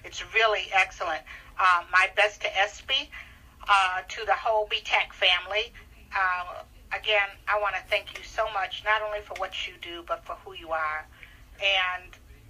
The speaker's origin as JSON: {"language": "English", "town": "Detroit", "region": "Michigan", "country": "United States", "said": "I'm from Detroit"}